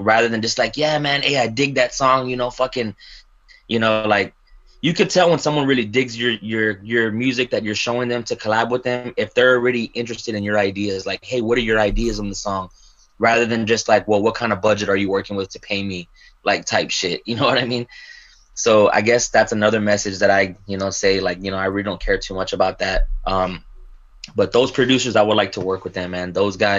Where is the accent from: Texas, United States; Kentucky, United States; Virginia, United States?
Texas, United States; I'm from Texas.